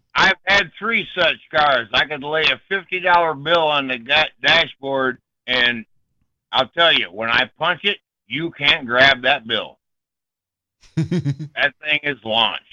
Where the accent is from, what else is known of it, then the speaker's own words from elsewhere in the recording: Ypsilanti, Michigan, United States; I grew up in Ips- Ypsilanti.